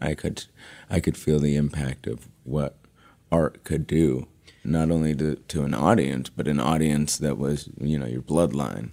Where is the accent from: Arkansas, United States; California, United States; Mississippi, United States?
California, United States; Los Angeles; I'm born and raised in Los Angeles, actually, one of the rare ones